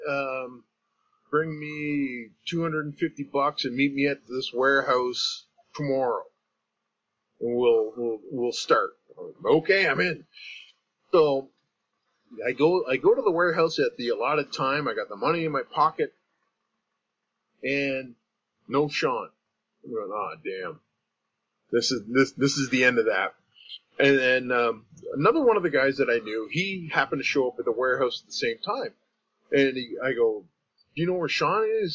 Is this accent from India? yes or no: no; Canada; from being a Canadian